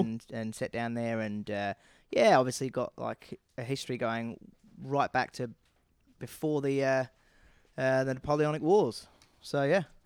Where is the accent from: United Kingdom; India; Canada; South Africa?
United Kingdom; Northern England; accent: Northern British